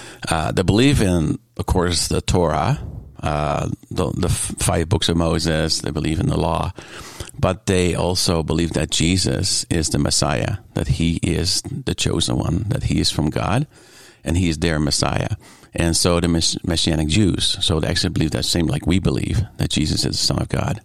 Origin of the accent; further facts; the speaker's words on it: Netherlands; Yeah, actually, when it comes down to the culture, very much small communities, on your bike.